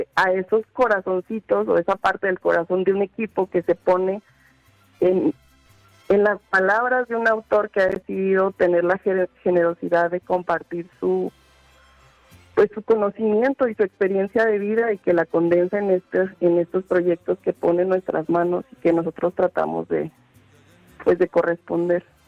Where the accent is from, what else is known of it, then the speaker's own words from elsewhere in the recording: Zacatecas, Mexico; moved away as an adult; en realidad soy de Zacatecas y me había ido. Me fui a, pues, formarme